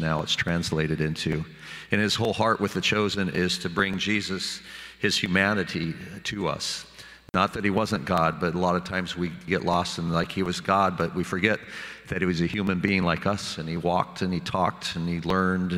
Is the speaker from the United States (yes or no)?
yes; Sublimity, Oregon, United States; growing up in Sublimity, Oregon